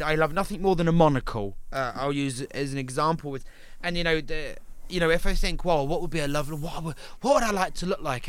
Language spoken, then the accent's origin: English; Portsmouth, South East England, United Kingdom; moved away; also born or lived in Brighton; I moved from Portsmouth to Brighton